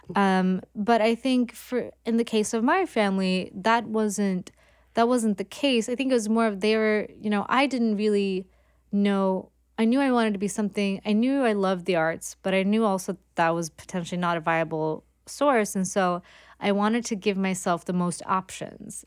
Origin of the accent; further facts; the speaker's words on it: Gothenburg, Västra Götaland, Sweden; moved away as an adult; now in New York, United States; growing up in Sweden